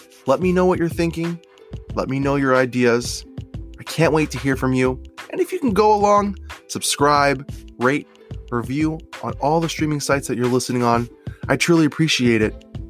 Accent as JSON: {"language": "English", "area": "Long Island", "region": "New York", "country": "United States", "tie": "born or raised there", "said": "this family that I grew up in Long Island"}